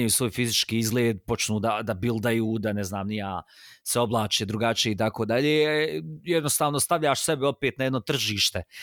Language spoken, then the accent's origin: Croatian; Sarajevo, Federation of Bosnia and Herzegovina, Bosnia & Herzegovina; jer sam rođen u Sarajevu.